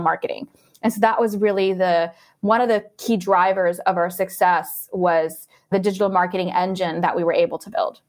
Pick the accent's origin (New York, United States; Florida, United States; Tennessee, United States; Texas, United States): Florida, United States; Orlando; I'm actually from Orlando, Florida